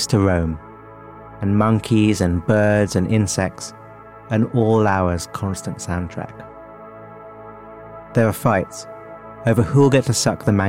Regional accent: London, United Kingdom; Growing up in London

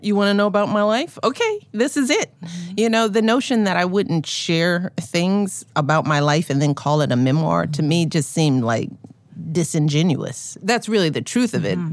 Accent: Chicago, Illinois, United States; as a Chicagoan

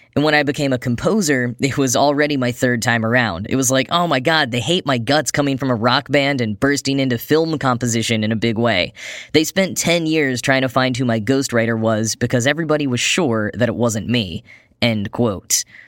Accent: North Texas, United States; when I was a kid in North Texas

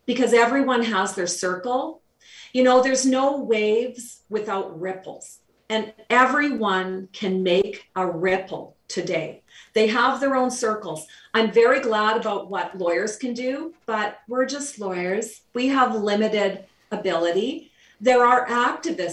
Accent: Canada; We're Canadian.

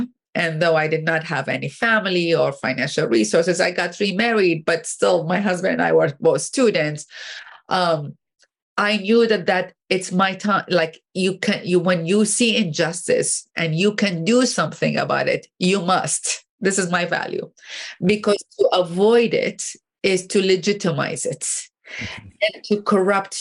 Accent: Baghdad, Baghdad Governorate, Iraq; moved away as an adult; now in United States; I grew up in Baghdad, Iraq

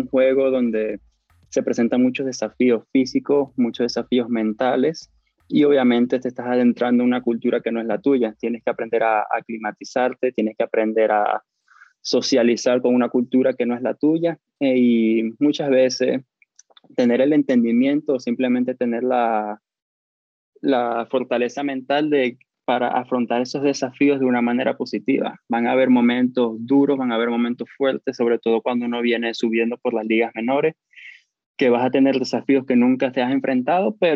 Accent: Brazil; accent: Brazilian; Spanish is a second language; Tengo el acento brasileño, me han dicho eso en el pasado.

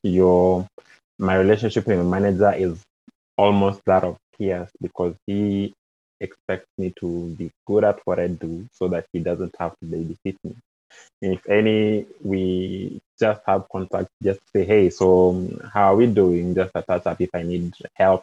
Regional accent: Kenya; moved away as an adult; now in Canada; I'm originally from Kenya

